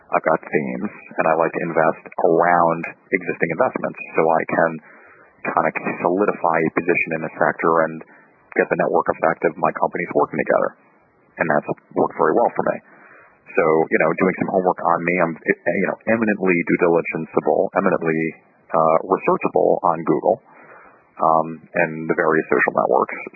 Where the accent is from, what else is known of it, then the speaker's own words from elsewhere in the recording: New York, United States; I'm from New York